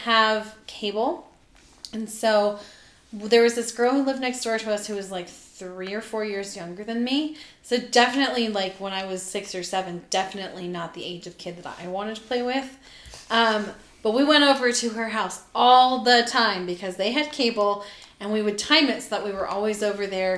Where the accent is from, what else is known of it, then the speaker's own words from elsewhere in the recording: Southern California, United States; I grew up in Southern California where it got warm.